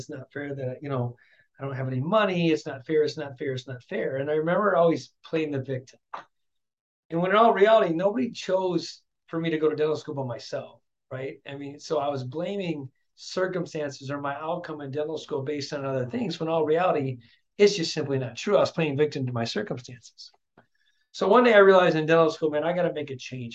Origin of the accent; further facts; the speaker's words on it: Flint, Michigan, United States; growing up in Flint, Michigan, raised by a single mom raising three kids